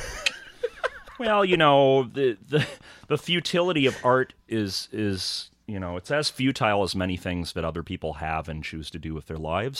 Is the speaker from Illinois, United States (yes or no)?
yes; Rockford, Illinois, United States; I'm from Rockford, Illinois.